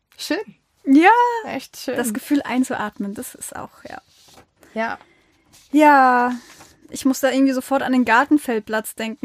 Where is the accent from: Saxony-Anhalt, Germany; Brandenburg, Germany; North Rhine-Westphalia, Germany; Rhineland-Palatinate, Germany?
Rhineland-Palatinate, Germany; Mainz; wir Mainzer